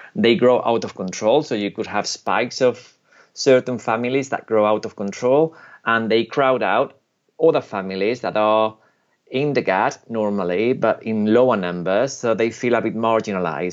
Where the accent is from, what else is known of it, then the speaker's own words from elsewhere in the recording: United Kingdom; also born or lived in Spain; I'm British and Spanish, but I'm very Spanish in my ancestors